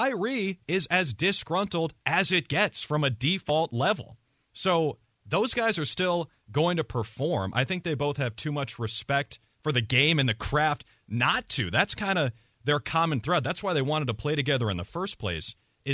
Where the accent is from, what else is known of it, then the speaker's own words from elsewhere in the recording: Minnesota, United States; I'm from Minnesota